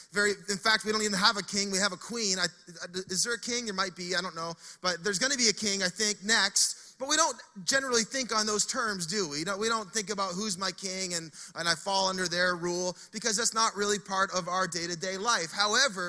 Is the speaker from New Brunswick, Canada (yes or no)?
yes; Fredericton, New Brunswick, Canada; moved away as an adult; now in Saint John, Canada